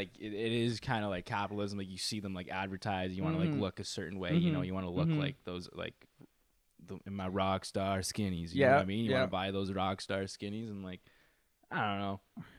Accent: Toronto, Ontario, Canada; also born or lived in Burlington; I'm from Toronto.

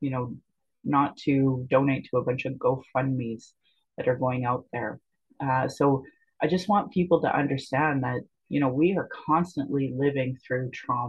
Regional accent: Calgary, Alberta, Canada; I was born in Calgary, or in Blackfoot Mokinstis

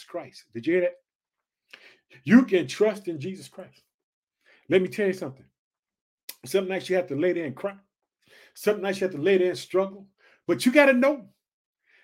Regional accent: Illinois, United States; also born or lived in Chicago; in the state of Illinois, which is my home state. I reside in the city of Chicago.

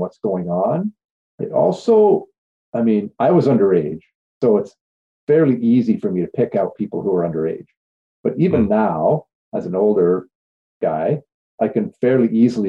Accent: Cornwall, Ontario, Canada; I was born originally in Cornwall, Ontario, and at a fairly early age, I ended up working in a pub.

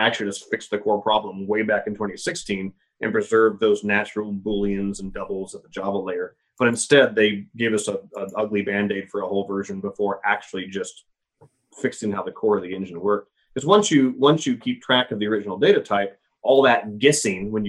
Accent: Missouri, United States; I grew up in Missouri

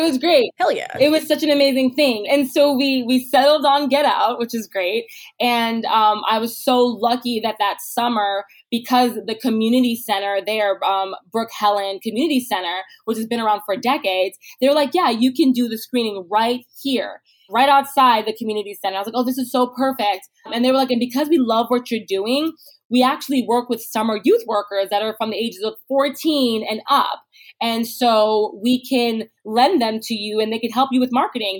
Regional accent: New York City, New York, United States; in Canarsie, Brooklyn. This is where I grew up

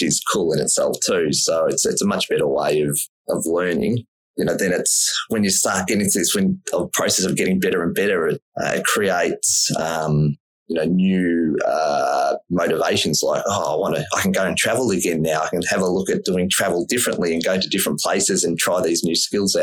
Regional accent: Melbourne, Victoria, Australia; I grew up in Melbourne, which is sort of Australia's sports capital.

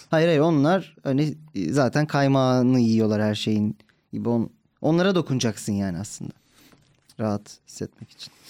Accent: İzmir, Turkey; moved away; kendi memleketim

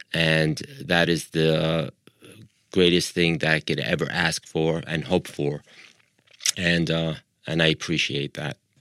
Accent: Long Island, New York, United States; accent: American; moved away as an adult; also born or lived in Libya; now in Los Angeles, United States; I moved to the States when I was five and a half, and we moved to, uh, Long Island, New York. I lived there for twenty-seven years

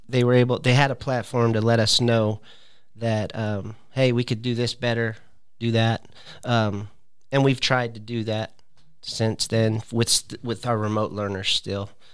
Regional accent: California, United States; moved away as an adult; also born or lived in Searcy, Arkansas / Fresno, California; now in Tennessee, United States; I was born and raised in California

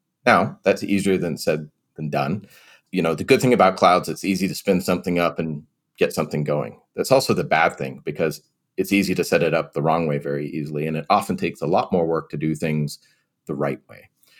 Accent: England, United Kingdom; also born or lived in California; now in United States; Now, so I am originally from England, so my parents would probably say data.

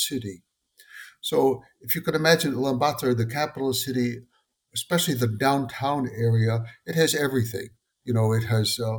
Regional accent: Darlington County, South Carolina, United States; moved away as an adult; now in Mongolia; I'm an American citizen from South Carolina, Darlington County, South Carolina.

